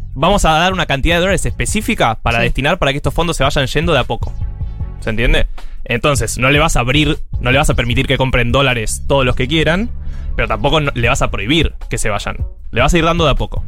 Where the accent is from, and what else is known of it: Argentina